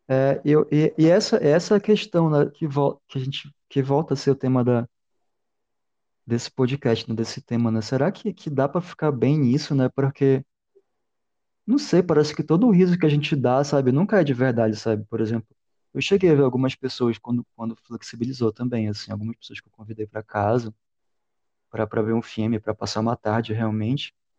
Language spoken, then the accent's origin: Portuguese; Belém, Pará, Brazil; also born or lived in Manaus; Eu sou, sou de Belém, morei em Manaus, mas sou de Belém